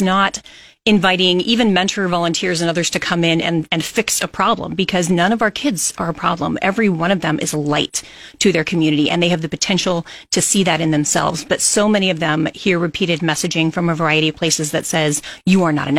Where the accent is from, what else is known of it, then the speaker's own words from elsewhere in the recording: Kearney, Nebraska, United States; now in Lincoln, United States; I'm not actually from Lincoln. I'm from Kearney.